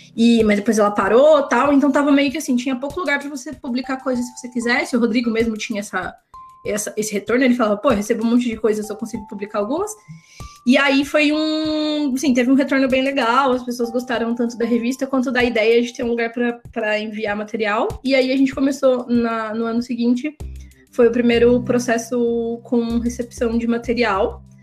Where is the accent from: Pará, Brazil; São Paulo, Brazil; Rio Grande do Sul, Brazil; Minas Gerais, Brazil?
São Paulo, Brazil; Campinas; now in Paulínia, Brazil; Eu sou do interior de São Paulo, sou de. Eu sou de Campinas, eu moro em Paulínia